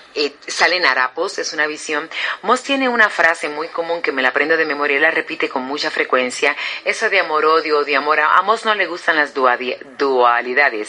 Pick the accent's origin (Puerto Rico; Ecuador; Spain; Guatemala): Puerto Rico; soy puertorriqueña, nacida y criada